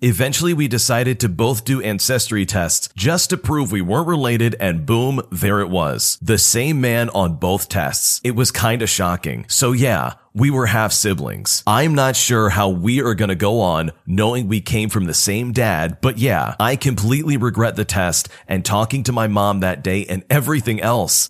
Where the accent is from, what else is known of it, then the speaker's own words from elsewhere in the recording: Toronto, Ontario, Canada; I'm from Toronto